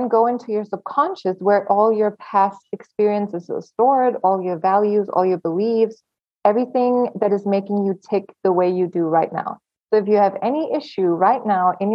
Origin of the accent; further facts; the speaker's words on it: Germany; moved away as an adult; also born or lived in Los Angeles, United States; I was born and raised in Germany. And at 19, I just wanted to leave the country